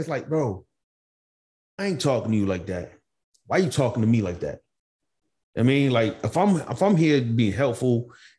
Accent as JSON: {"language": "English", "town": "Montgomery", "country": "United States", "tie": "born or raised there", "said": "growing up in Montgomery"}